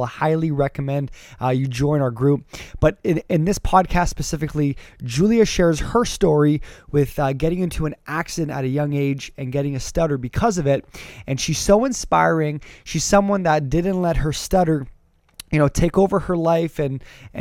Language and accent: English; Canada; I'm a Canadian